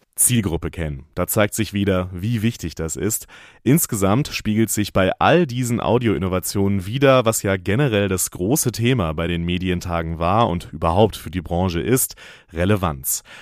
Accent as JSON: {"language": "German", "region": "North Rhine-Westphalia", "country": "Germany", "tie": "born or raised there", "said": "meine Kindheit in Nordrhein-Westfalen"}